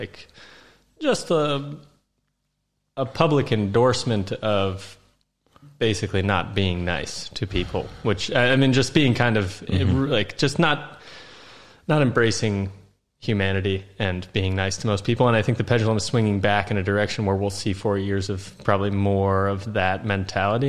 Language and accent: English; Iowa, United States; moved away as an adult; now in Hungary; where I grew up in Iowa is pretty different from the majority of Iowa